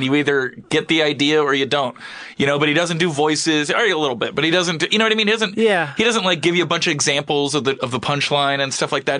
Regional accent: Philadelphia, Pennsylvania, United States; moved away; also born or lived in New York; I was born in Philly.

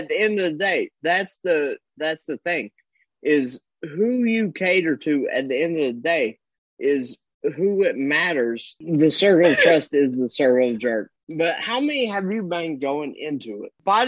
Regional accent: Kentucky, United States; I grew up in Kentucky.

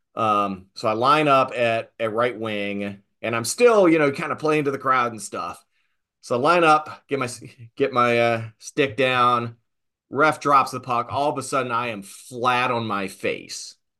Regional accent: Southern Virginia, United States; little proto nerd growing up in Southern Virginia

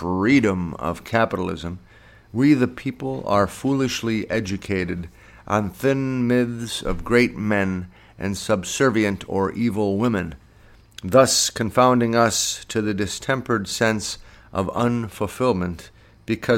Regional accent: Northeastern American, United States; this human, heterosexual, Mediterranean, Northeastern, American male

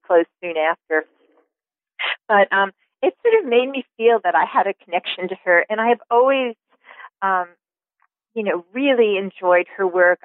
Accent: Long Island, New York, United States; I grew up in New York, on Long Island actually.

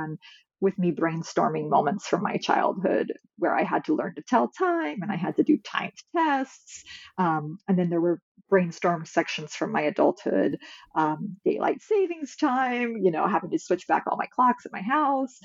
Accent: California, United States; moved away as an adult; also born or lived in Midwest; now in Massachusetts, United States; I'm from California

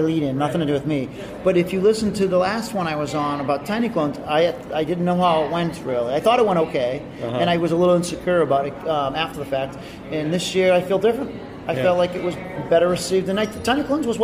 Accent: Whitman, Massachusetts, United States; Grew from where I lived in Whitman

